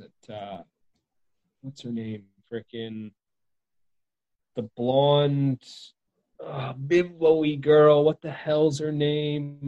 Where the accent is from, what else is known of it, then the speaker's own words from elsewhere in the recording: Victoria, British Columbia, Canada; my hometown's named after the Queen, Queen Victoria.